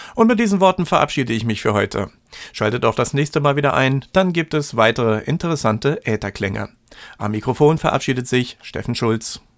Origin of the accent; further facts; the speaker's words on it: the East, eastern Germany, Germany; bei uns im Osten